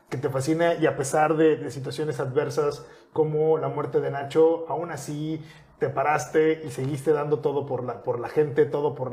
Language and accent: Spanish; Quintana Roo, Mexico; todos somos ciudadanos de Quintana Roo y Puerto Morelos forma parte de Quintana Roo y todos al final de cuentas somos en cierta parte portomorelenses